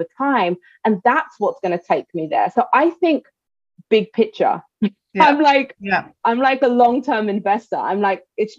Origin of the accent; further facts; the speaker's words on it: South Africa; now in New York, United States; I'm South African. I'd love to go back to South Africa